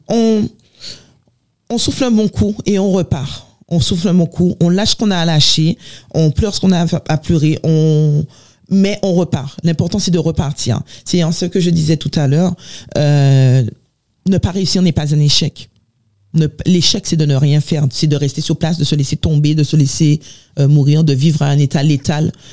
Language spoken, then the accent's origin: French; Les Abymes, Guadeloupe; now in France; Je suis née en Guadeloupe, j'ai grandi en Guadeloupe